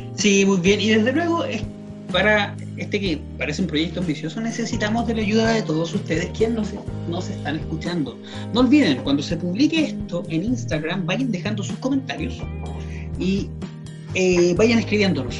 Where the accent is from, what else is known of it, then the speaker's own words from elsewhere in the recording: Chile; como sociedad chilena nos afecta mucho